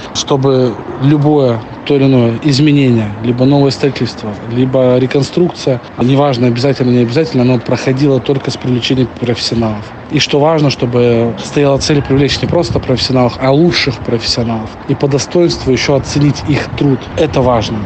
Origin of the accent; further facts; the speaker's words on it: Blagoveshchensk, Amur Oblast, Russia; also born or lived in Belarus / Khabarovsk; я приехал из Беларуси в Благовещенск